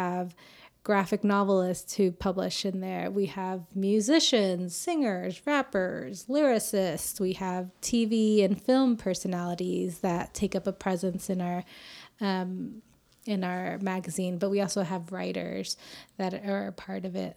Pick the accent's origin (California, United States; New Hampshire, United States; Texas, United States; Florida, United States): Texas, United States; Austin; moved away as an adult; also born or lived in Houston / New York / Egypt; now in Las Vegas, United States; I was born and raised in Austin